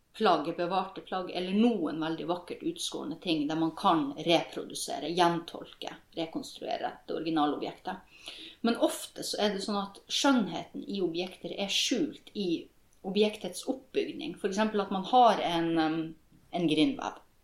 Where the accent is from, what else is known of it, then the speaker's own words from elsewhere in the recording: Norwegian / Kven, Northern Norway, Norway; jeg er jo like mye nordmann som jeg er kven. Mamma er jo norsk, og pappa er kven.